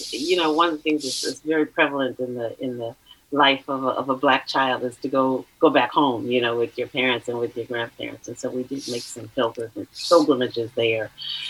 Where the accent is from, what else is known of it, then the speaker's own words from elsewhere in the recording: Oakland, California, United States; So yes, I'm a native Californian. I was born and raised in Oakland, East Oakland, Deep East, as is now, I understand, called. And I'm a proud graduate of Castlemont High School.